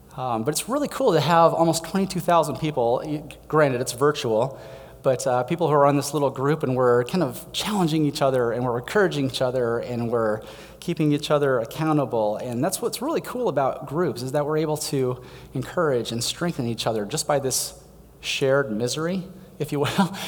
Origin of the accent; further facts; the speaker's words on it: Denver, Colorado, United States; moved away; I grew up in Denver